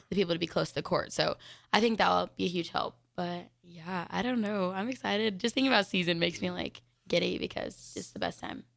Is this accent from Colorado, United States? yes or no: yes; Denver, Colorado, United States; now in Lincoln, United States; I'm from Denver, Colorado.